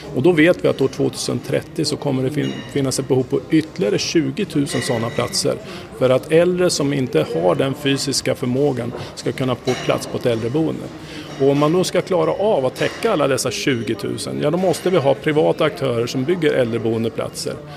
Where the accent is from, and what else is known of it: Sweden; also born or lived in United States